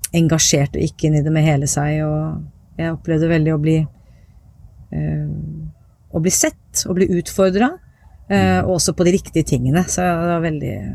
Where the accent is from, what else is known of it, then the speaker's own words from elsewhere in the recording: Viken, Norway; accent: East Norwegian; also born or lived in Tromsø; jeg er jo fra, fra Viken, og var, jeg har jo flytta bare et steinkast hjemmefra der hvor jeg vokste opp nå